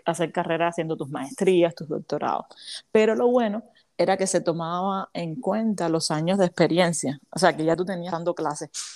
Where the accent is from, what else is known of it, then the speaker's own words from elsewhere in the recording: Havana, Cuba; moved away as an adult; now in United States; yo soy cubana, soy de la, soy de la capital de La Habana, La Habana, Cuba, y hace siete años vivo aquí en los Estados Unidos